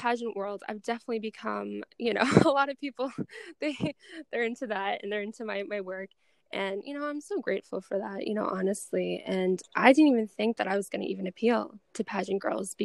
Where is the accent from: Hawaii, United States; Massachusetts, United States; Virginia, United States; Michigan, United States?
Massachusetts, United States; Boston; I'm from Boston.